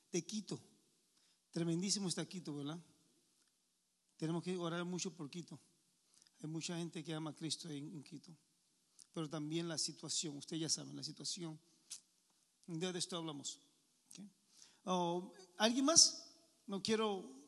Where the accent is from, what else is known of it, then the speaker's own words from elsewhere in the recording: Bayamón, Puerto Rico; also born or lived in Santurce, San Juan; Soy de Puerto Rico, este, nací en Santurce, literalmente San Juan, ¿verdad? Más o menos pero este, mi familia y también me crié en Bayamón.